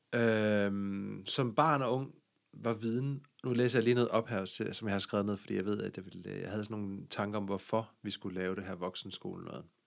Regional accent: Denmark; accent: Jutlandic; jeg er jo jyde, som man måske kan høre på min, øh, accent.

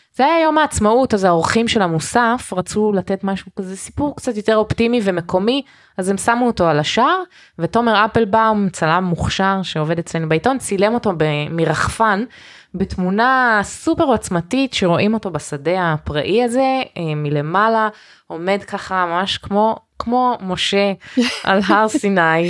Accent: Canada; Hebrew is a second language; now in Israel; נולדתי בקנדה

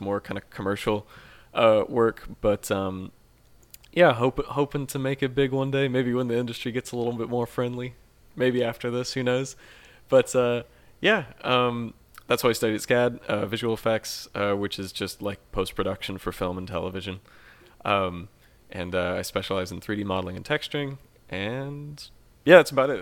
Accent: Atlanta, Georgia, United States; I grew up a lot of it, uh, of my life in Atlanta

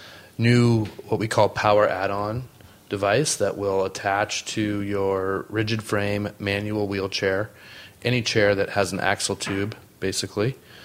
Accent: San Diego, California, United States; also born or lived in Steamboat Springs, Colorado; I was born and raised in San Diego.

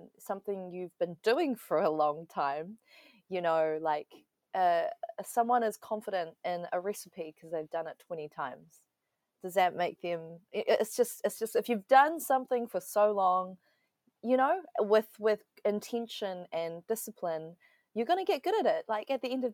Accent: Wellington, New Zealand; also born or lived in Taiwan; grew up in Aotearoa

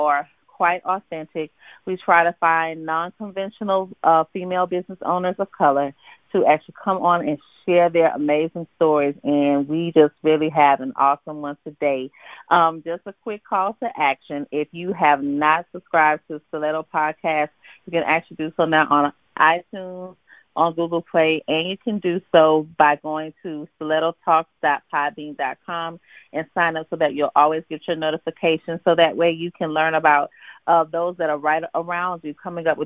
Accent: Louisiana, United States; moved away; also born or lived in the West; being from Louisiana myself and now living out west

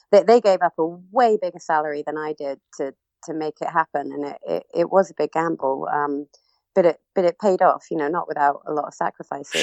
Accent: Cornwall, South West England, United Kingdom; moved away as an adult; also born or lived in Birmingham; I'm originally from Cornwall, um, and then I was actually um, living in Birmingham at the time.

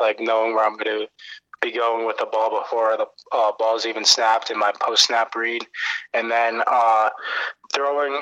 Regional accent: Cleveland, Ohio, United States; also born or lived in Medina, Ohio; growing up in Cleveland

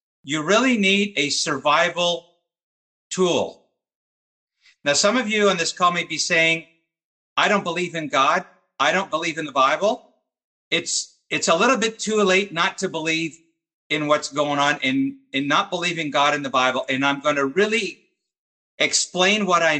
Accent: Montreal, Quebec, Canada; my hometown of Montreal

